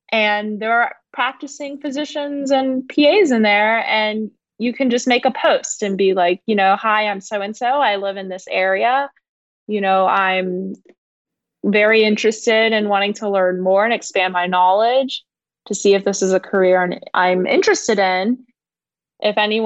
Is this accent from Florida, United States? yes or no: no; Atlanta, Georgia, United States; born and raised in Atlanta, Georgia